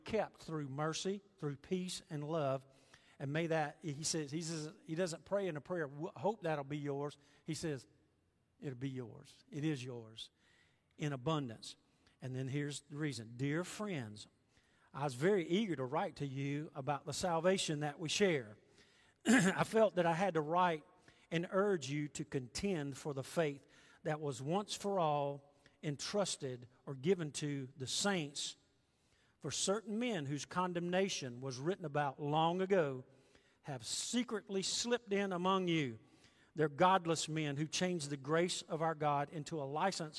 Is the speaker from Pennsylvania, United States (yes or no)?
no; Augusta, Georgia, United States; moved away as an adult; also born or lived in Memphis, Tennessee; growing up in Augusta